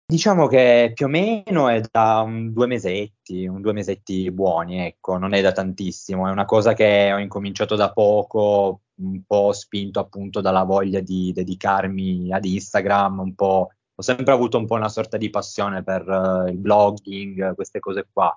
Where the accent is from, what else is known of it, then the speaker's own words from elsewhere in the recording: Turin, Piedmont, Italy; sono di, come ho appena detto, totalmente un'altra parte d'Italia, sono di Torino